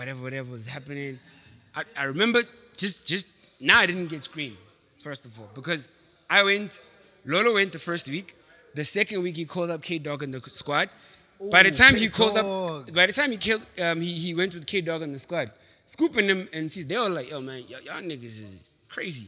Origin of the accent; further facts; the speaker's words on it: Tembisa, Gauteng, South Africa; I was from Etembisa.